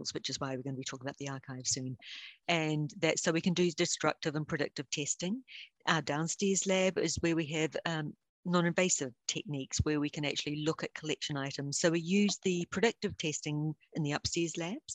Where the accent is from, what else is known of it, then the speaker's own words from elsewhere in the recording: New Zealand; accent: deep Southern; now in United States; I'm originally from New Zealand